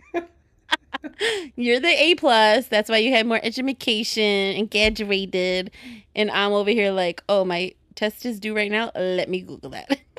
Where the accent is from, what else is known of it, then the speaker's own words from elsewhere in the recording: Chicago, Illinois, United States; accent: Chicago; my Chicago accent